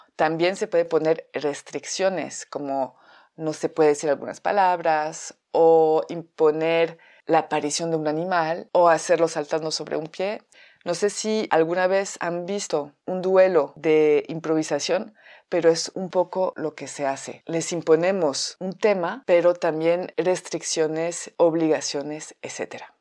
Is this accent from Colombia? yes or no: no; France; Spanish is a second language; moved away as an adult; now in Mexico; llevo viviendo en México 14 años, soy francesa